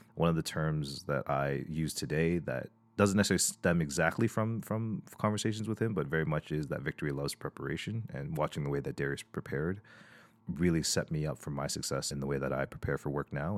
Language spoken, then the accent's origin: English; Toronto, Ontario, Canada; I was born and raised in, in Toronto, in Scarborough.